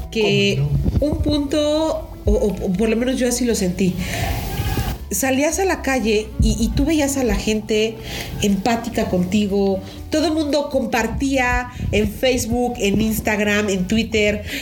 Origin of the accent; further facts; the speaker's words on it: Mexico; Cuando nos conviene somos mexicanos.